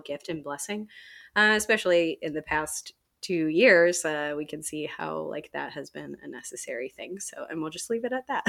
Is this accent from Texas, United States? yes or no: no; Chicago, Illinois, United States; now in Indianapolis, United States; I grew up outside of Chicago